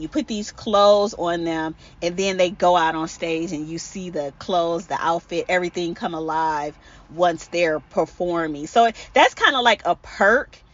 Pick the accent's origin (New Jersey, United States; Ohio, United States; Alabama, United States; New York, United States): Ohio, United States; Cleveland; I'm originally from Cleveland, Ohio